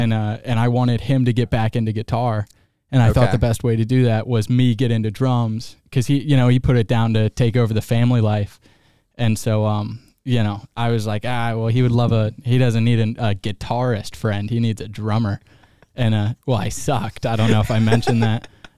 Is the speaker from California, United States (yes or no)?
no; Detroit, Michigan, United States; now in Augusta, United States; I'm from Detroit.